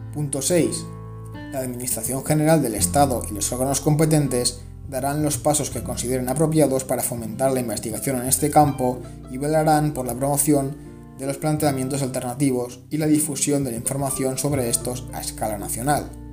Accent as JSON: {"language": "Spanish", "country": "Spain", "said": "En mi caso, España"}